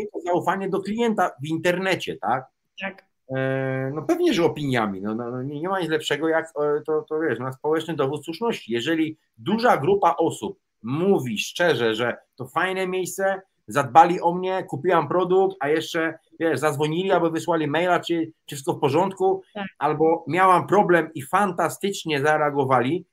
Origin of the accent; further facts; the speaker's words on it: Łódź, Łódź Voivodeship, Poland; ja się wychowałem w Łodzi na starych bałutach